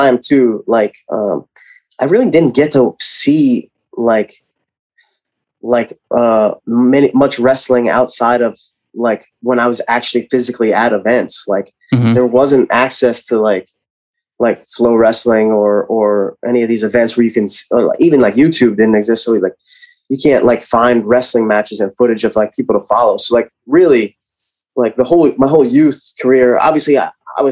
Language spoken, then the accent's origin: English; Lehigh Valley, Pennsylvania, United States; I'm from Lehigh Valley